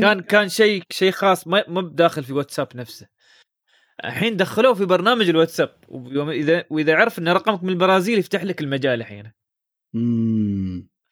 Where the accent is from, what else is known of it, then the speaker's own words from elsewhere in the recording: United Arab Emirates; عندنا في الامارات